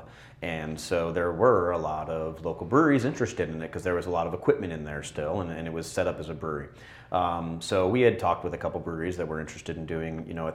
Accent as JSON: {"language": "English", "town": "San Diego", "region": "California", "country": "United States", "tie": "born or raised there", "moved": "yes", "lives_now": "St. Louis, United States", "said": "the Mexican food we had growing up in San Diego"}